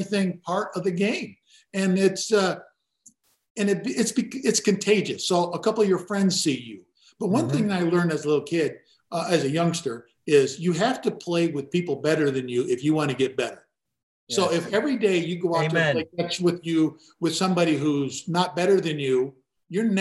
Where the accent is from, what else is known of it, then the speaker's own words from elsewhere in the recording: Gary, Indiana, United States; I grew up in Gary, Indiana